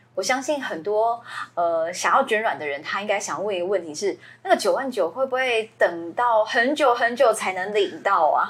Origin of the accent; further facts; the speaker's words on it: Taiwan; 我们台湾